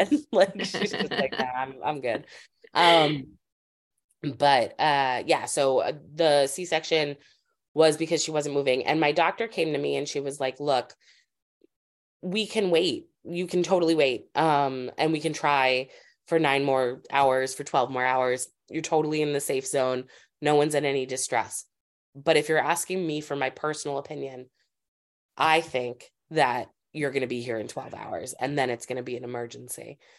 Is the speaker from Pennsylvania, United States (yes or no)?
no; Springfield, Massachusetts, United States; also born or lived in Los Angeles, California; now in Brooklyn, United States; I grew up in Springfield, Massachusetts.